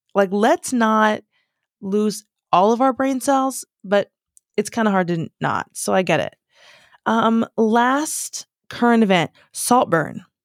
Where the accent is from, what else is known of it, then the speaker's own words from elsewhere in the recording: United States; moved away as an adult; now in United Kingdom; I am so American